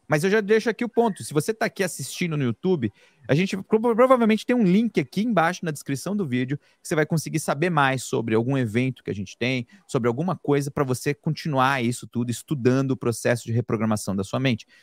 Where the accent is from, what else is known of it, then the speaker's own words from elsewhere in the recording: São Paulo, Brazil; eu nasci em São Miguel Paulista, quebrada da Zona Leste de São Paulo. Fui criado ali na beira do Jardim Pantanal